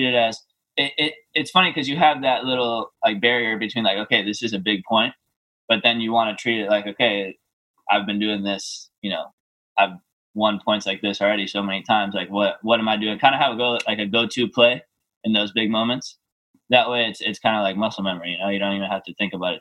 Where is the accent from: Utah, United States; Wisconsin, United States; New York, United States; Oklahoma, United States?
New York, United States; I was born in New York. My parents live there